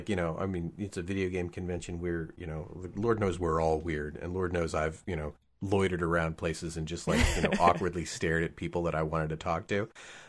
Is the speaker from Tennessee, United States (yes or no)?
no; Texas, United States; growing up in Texas